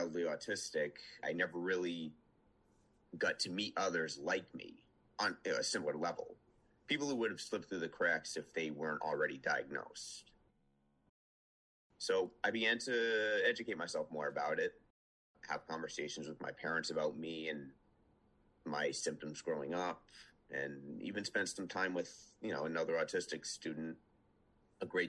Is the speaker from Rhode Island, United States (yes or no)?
yes; Western Rhode Island, United States; also born or lived in Omaha, Nebraska; When I was eight, my family moved from Omaha, Nebraska to Western Rhode Island. I was born in Rhode Island, but moved out there like before I could, when I was like not even two.